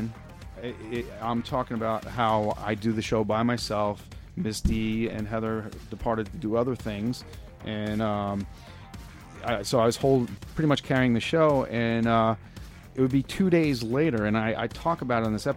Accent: Long Island, New York, United States; I grew up with him on Long Island

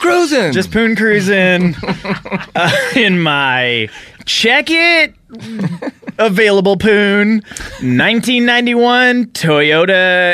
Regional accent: Southern California, United States; I'm from here. I'm from Southern California.

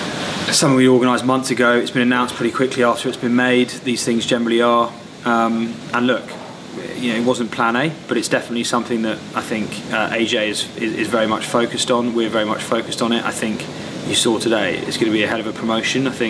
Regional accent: United Kingdom; Speaking as a British fight fan myself

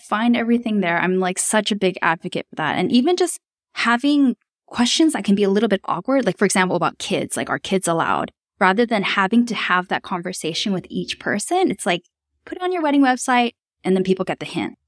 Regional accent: Tokyo, Japan; moved away as an adult; also born or lived in Melbourne, Australia; I was born and raised in Tokyo, Japan, but I spent most of my adult working life living in Australia

